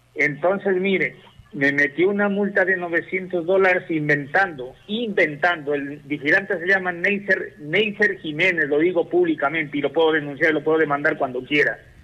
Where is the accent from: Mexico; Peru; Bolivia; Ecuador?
Ecuador; Malacatos, Loja; also born or lived in Europe; yo soy de Molacatus